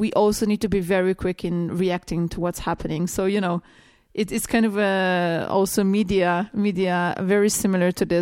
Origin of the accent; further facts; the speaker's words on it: Slovenia; I'm coming from Slovenia